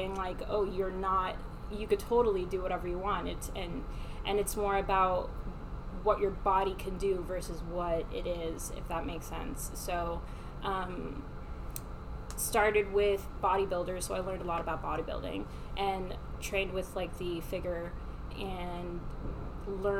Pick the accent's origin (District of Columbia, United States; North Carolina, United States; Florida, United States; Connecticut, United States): Florida, United States; Miami; I was raised in Miami